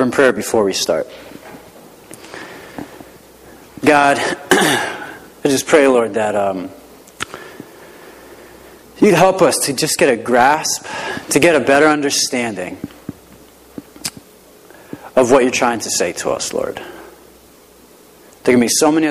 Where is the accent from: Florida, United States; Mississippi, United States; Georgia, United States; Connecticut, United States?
Connecticut, United States; Rocky Hill; I grew up in the Hartford area, in Rocky Hill, nice little town south of Hartford